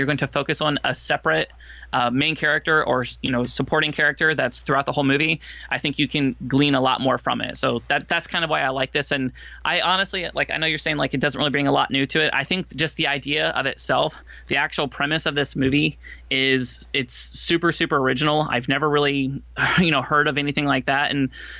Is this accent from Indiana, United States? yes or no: no; Florida, United States; I grew up in Florida